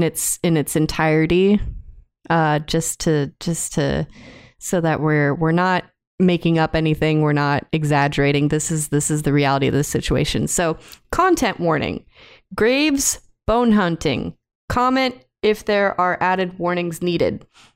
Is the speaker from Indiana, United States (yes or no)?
yes; Indiana, United States; Buried. I am from Indiana. I am sorry.